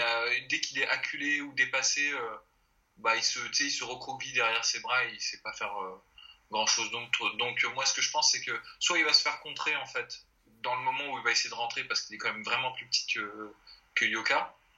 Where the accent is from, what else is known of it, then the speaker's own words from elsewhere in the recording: France; on est français